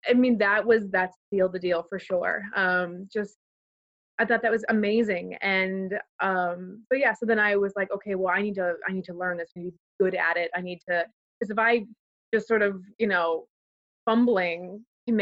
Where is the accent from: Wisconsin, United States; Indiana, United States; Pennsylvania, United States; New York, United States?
Pennsylvania, United States; Pittsburgh area, Western; I'm originally from the Pittsburgh area of Pennsylvania, so Western Pennsylvania. I grew up on a farm in the middle of nowhere